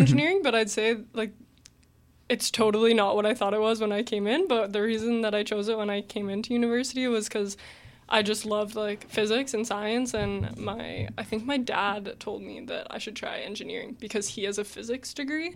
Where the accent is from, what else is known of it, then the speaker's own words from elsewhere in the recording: Mississauga, Ontario, Canada; I grew up in Mississauga my whole life